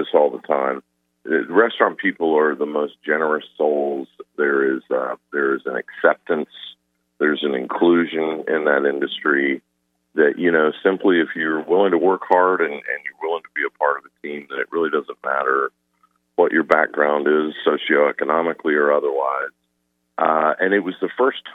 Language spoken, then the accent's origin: English; Atlanta, Georgia, United States; I grew up in suburbs in Atlanta